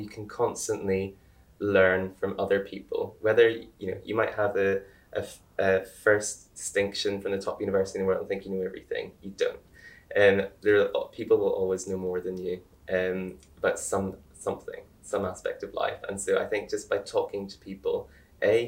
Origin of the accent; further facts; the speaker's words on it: Ireland; now in United Kingdom; I'm Irish